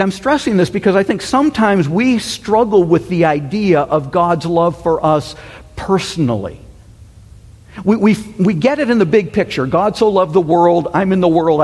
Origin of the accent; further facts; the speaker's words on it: United States; the United States